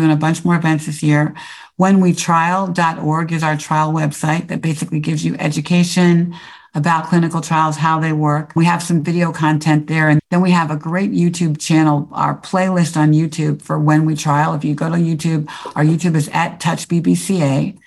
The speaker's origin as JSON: {"language": "English", "town": "Silver Spring", "region": "Maryland", "country": "United States", "tie": "born or raised there", "also_born_or_lived": "New York / Chicago / New Jersey / Atlanta", "moved": "as an adult", "said": "I grew up in Silver Spring, Maryland"}